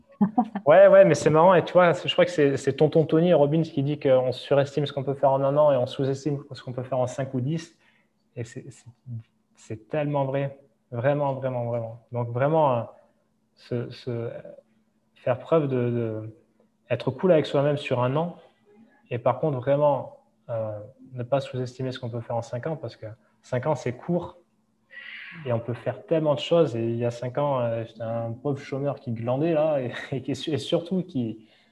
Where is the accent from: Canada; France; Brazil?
France; Hossegor, Nouvelle-Aquitaine; moved away as an adult; now in Dubai, United Arab Emirates; là où on a grandi euh, à Osegor, euh, parce que ma femme vient du même endroit